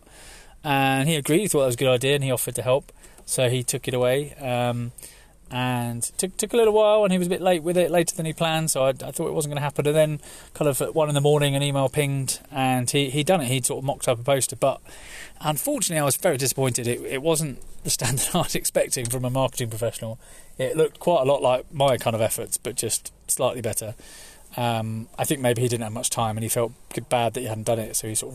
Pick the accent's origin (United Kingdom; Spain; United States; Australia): United Kingdom; now in Amendi; me being British